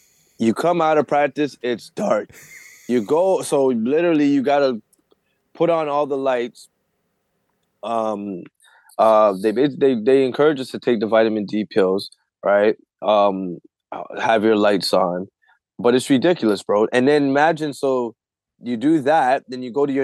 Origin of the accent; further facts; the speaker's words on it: Canada; I'm from Canada